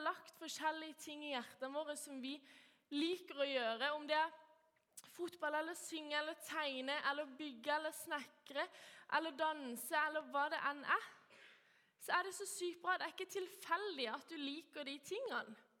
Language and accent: Norwegian; Kristiansand, Agder, Norway; jeg er oppvokst i Vågsby frikirke eh, og går